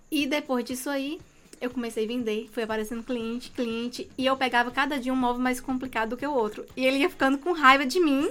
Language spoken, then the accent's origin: Portuguese; Serra, Espírito Santo, Brazil; Eu sou de Serra, sou da Grovila 11